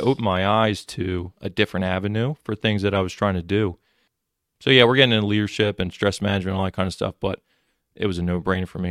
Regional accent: Mullica Hill, New Jersey, United States; I grew up in Mullica Hill area

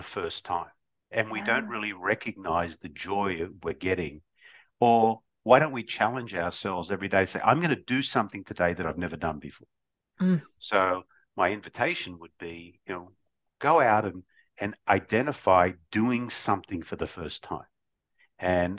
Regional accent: Australia; growing up in Australia, you know, Australia was a melting pot

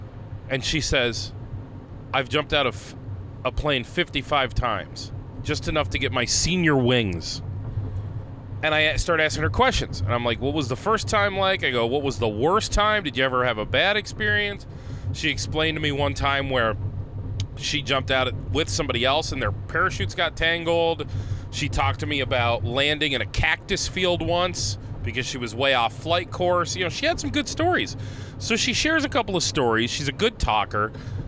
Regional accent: Tennessee, United States; I worked my whole career at the Hunt's factory down in Tennessee. Yeah, we're from Tennessee

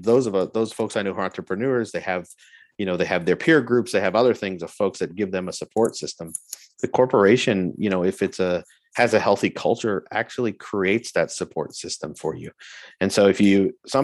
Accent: Florida, United States; moved away as an adult; also born or lived in Alabama / Germany; I grew up in Florida

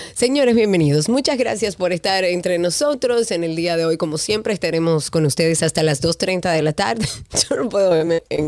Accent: Dominican Republic

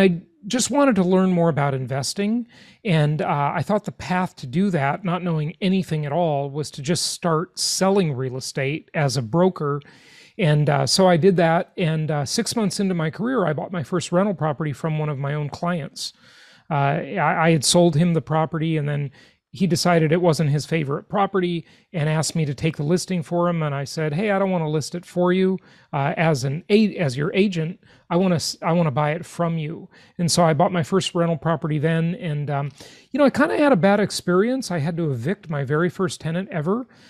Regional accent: Los Angeles, California, United States; I grew up in Los Angeles, California

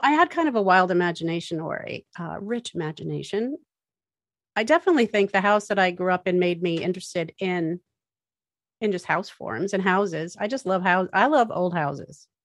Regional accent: Massachusetts, United States; I grew up in Massachusetts

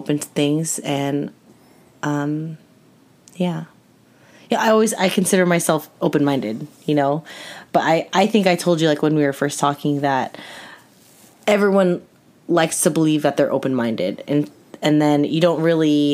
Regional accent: Orange County, California, United States; I grew up in Orange County

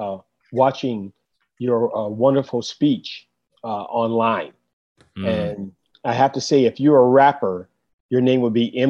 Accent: Oakland, California, United States; I grew up in Oakland in the 70s

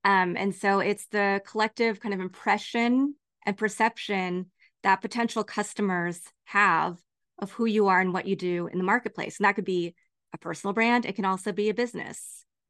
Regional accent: Lawrence, Kansas, United States; now in Los Angeles, United States; growing up in Lawrence, Kansas

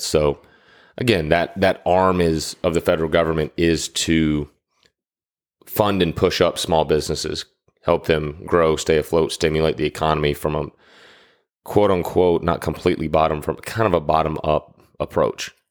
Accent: Atlanta, Georgia, United States; growing up in Atlanta

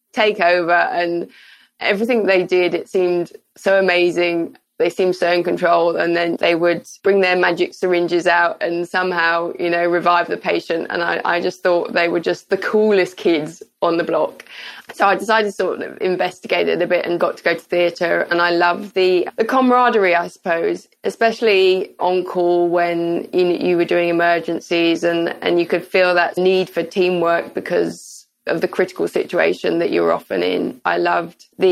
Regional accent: United Kingdom; also born or lived in Glasgow; I'm from the United Kingdom

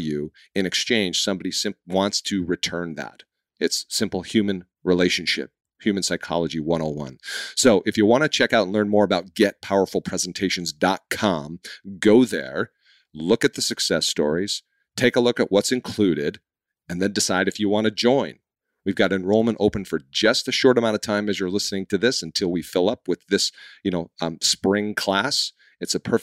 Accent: Boston, Massachusetts, United States; I'm from Boston

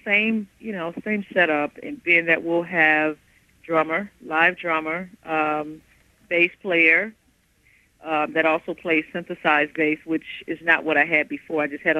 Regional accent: Midwest, United States; That's fun, but you know, I'm from the Midwest.

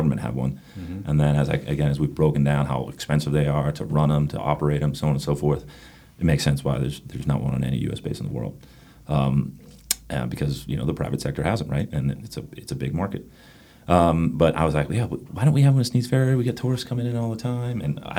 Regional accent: Northeast, United States; now in North Carolina, United States; I'm from the Northeast.

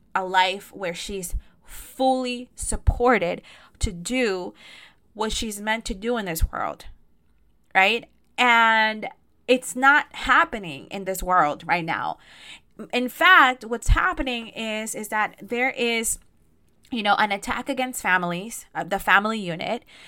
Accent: Costa Rica; Costa Rica 'cause that's where I'm from

